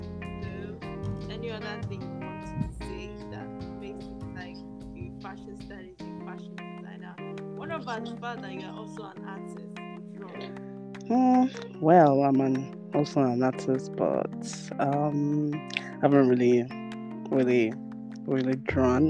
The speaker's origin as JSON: {"language": "English", "country": "Nigeria", "moved": "yes", "lives_now": "Canada", "said": "I'm a Nigerian"}